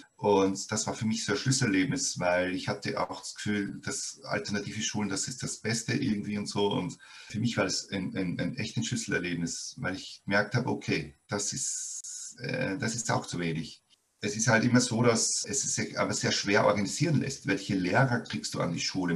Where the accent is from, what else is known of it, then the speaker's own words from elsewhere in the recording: Austria; bei uns in Österreich